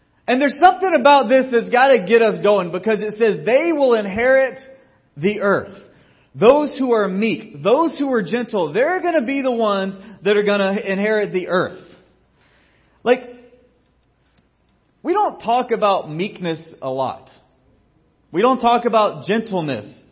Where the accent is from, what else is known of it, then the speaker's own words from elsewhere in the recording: Georgia, United States; growing up in Georgia